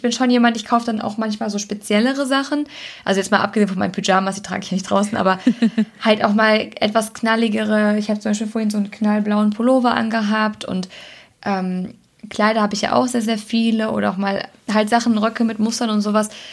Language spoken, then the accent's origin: German; Germany; also born or lived in Cologne; Ich bin Deutsche